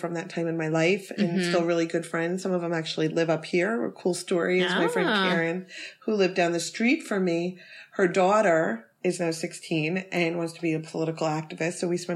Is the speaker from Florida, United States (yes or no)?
yes; Cooper City, Florida, United States; also born or lived in Cleveland, Ohio / Miami; now in Orlando, United States; I was born in Cleveland, Ohio, but I grew up in South Florida. In Weston, which is not even Weston, Cooper City area, which is near the Everglades